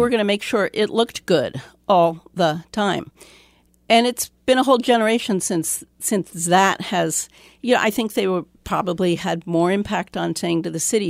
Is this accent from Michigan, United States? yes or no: no; New York City, New York, United States; moved away; I grew up in New York City